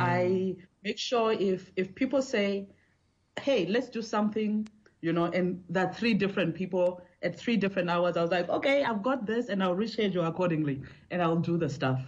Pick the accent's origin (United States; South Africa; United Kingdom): South Africa; I'm South African